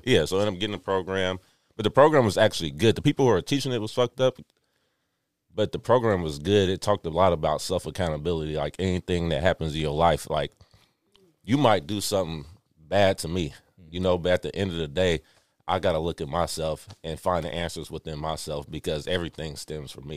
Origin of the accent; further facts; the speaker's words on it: Richmond, United States; I grew up in Richmond